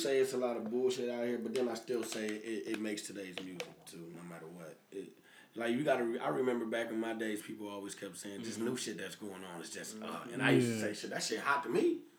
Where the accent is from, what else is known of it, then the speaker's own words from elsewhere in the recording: Peoria, Illinois, United States; also born or lived in Harrison; He from Chicago. I'm from Peoria.